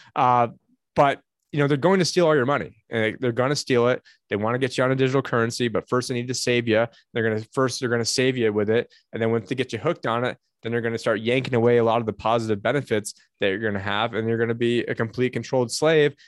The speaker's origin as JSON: {"language": "English", "town": "Syracuse", "region": "New York", "country": "United States", "tie": "born or raised there", "moved": "yes", "lives_now": "Phoenix, United States", "said": "my hometown. Uh, I don't live in it anymore"}